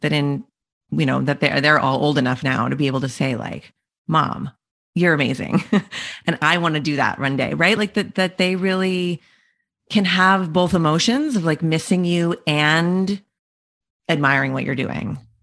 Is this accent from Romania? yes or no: no; Canada; we're both Canadian